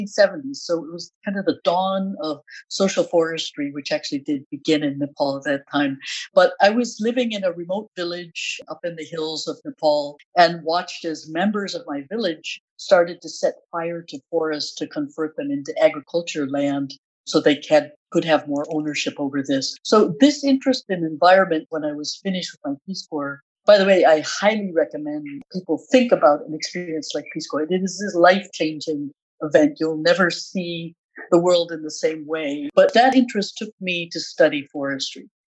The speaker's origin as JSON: {"language": "English", "country": "United States", "said": "as an American, for me, that meant interest in forestry and various natural resources"}